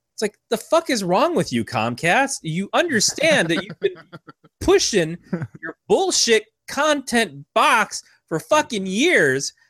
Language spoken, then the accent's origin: English; Michigan, United States; now in California, United States; I grew up in Michigan